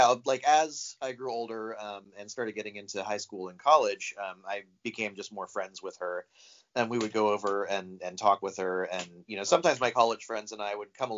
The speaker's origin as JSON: {"language": "English", "town": "St. Augustine", "region": "Florida", "country": "United States", "tie": "born or raised there", "also_born_or_lived": "Seattle", "moved": "as an adult", "said": "I grew up in Florida. I grew up in a town called St. Augustine"}